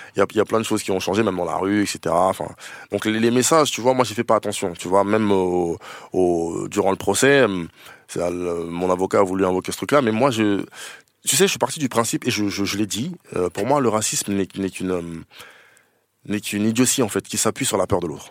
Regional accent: Noisy, Île-de-France, France; also born or lived in Paris; J'ai grandi à Noisy, oui. À je suis né à Paris, mais j'ai grandi à Noisy

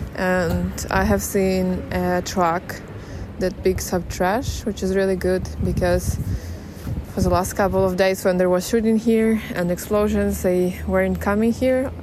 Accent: Kyiv, Ukraine; I was born and raised in Kiev. It is my hometown.

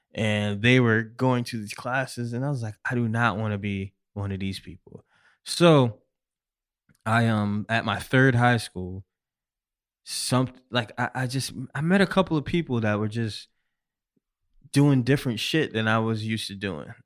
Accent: Syracuse, New York, United States; I'm originally from Syracuse, New York

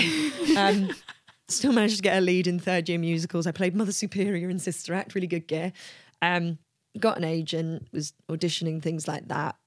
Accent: London, United Kingdom; I'm from London

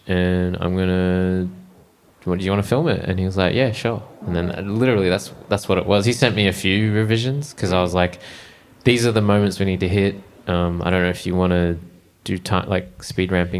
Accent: Brisbane, Queensland, Australia; moved away; I'm from Brisbane

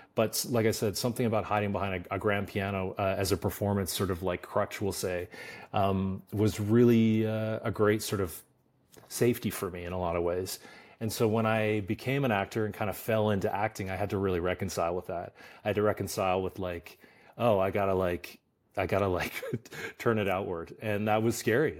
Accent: Stettler, Alberta, Canada; moved away as an adult; also born or lived in Toronto; now in Los Angeles, United States; I grew up in a really small town in in Canada called Stettler, Alberta, population five thousand

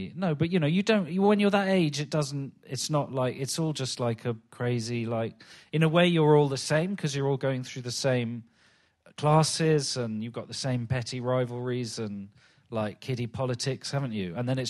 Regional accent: London, United Kingdom; I was brought up in Stockwell, which is hardly Kensington, and in the 70s and 80s particularly.

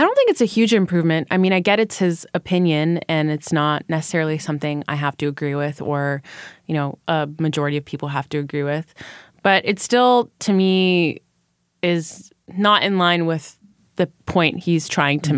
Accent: Canada; I am Canadian. Currently, I mostly work in the United States

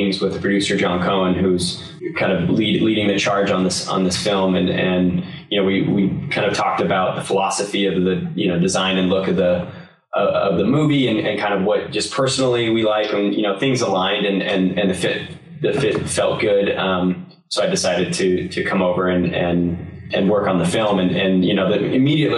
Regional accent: Salt Lake City, Utah, United States; moved away as an adult; now in Los Angeles, United States; I'm originally from Salt Lake City, Utah, and came out here in the late 90s to go to school and never came back.

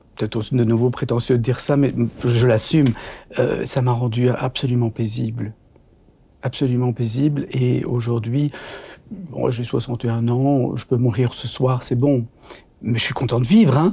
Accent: Brussels, Brussels-Capital Region, Belgium; je suis né à Bruxelles

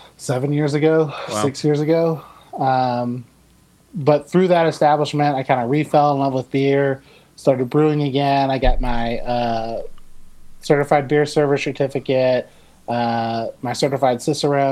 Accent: Savannah, Georgia, United States; moved away as an adult; now in Texas, United States; I grew up in Savannah, Georgia.

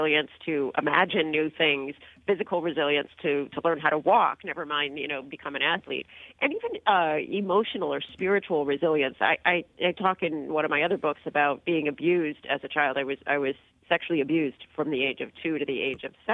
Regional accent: San Diego, California, United States; I grew up in San Diego and became a skier.

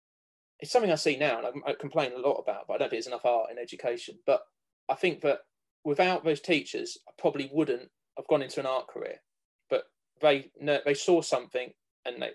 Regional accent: Cambridge, East of England, United Kingdom; I grew up around Cambridge

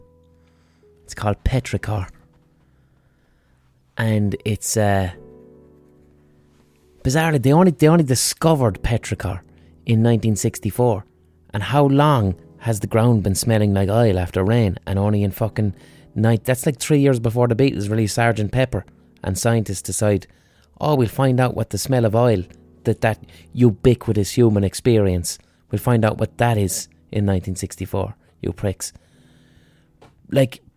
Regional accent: Ireland; we as Irish people

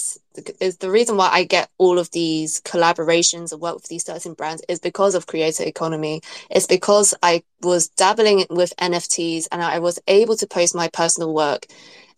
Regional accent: London, United Kingdom; I was born in London. My parents are from Hong Kong, so I'm British Chinese.

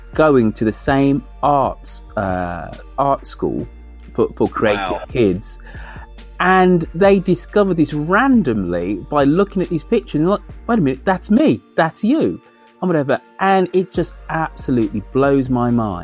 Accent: Birmingham, West Midlands, United Kingdom; moved away; my hometown of Birmingham

